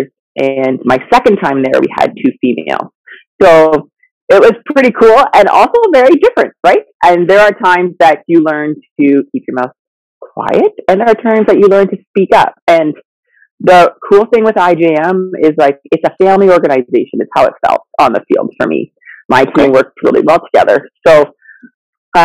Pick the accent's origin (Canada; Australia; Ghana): Canada; London, Ontario; also born or lived in Zambia; So I lived in Africa till I was six, and then grew up in Ontario, London, Ontario